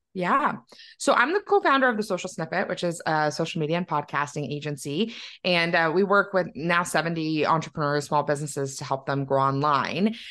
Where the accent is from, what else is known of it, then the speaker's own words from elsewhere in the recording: Milton, Ontario, Canada; now in Waterloo, Canada; I grew up just outside of Toronto in Milton, um, and then now I live in Waterloo where I went to university and I've never left.